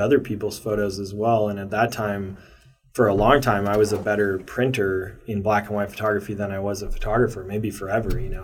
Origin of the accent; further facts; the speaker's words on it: Maryland, United States; now in Portland, United States; I grew up in Maryland uh, through some formative years